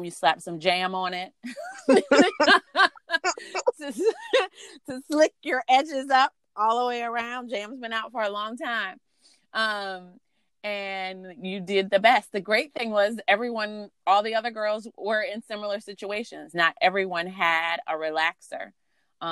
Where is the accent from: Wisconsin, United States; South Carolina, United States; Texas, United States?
South Carolina, United States; now in Washington, D.C., United States; growing up in the South, my mother and grandmother wanted to make sure we didn't look too grown